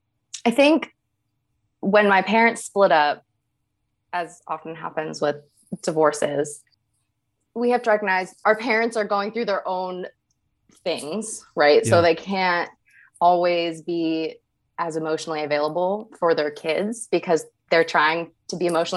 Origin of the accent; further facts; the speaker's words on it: Northern Virginia, United States; moved away as an adult; also born or lived in Morgantown, West Virginia / Tampa, Florida / Kentucky; I was born in Morgantown, West Virginia. But I didn't really spend any time there growing up. My family moved to Northern Virginia, right outside of Washington, D.C.